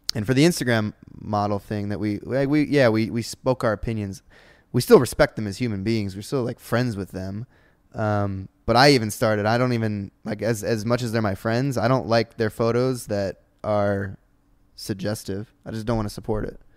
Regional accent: Ohio, United States; now in Los Angeles, United States; I was from Ohio, and all I knew was Ohio, and then I moved out here

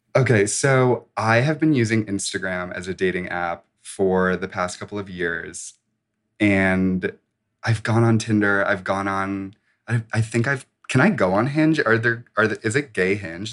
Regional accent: suburbs of Chicago, Illinois, United States; I'm from the suburbs of Chicago

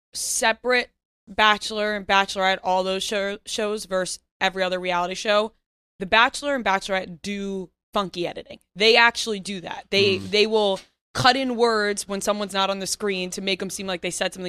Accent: Seaford, New York, United States; Seaford, Long Island.

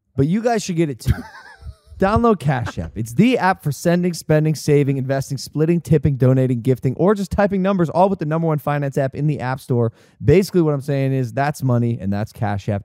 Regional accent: Ohio, United States; growing up in Ohio

